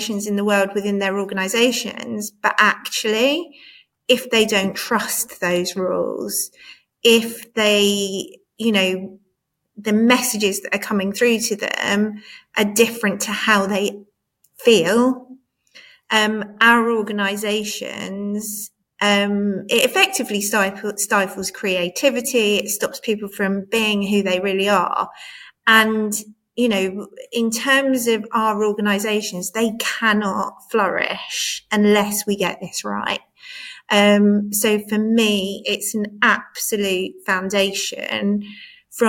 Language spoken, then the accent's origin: English; Cambridge, East of England, United Kingdom; I grew up in Cambridge.